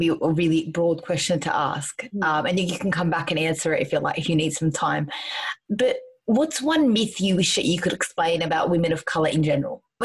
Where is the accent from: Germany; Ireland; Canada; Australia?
Australia; I'm an Australian, but I'm a proud Arab girl as well